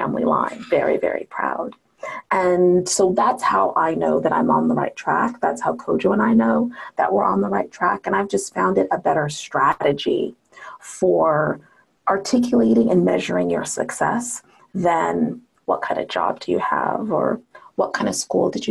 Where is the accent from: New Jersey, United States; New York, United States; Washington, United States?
Washington, United States; Seattle; I was raised in Seattle, you know, Washington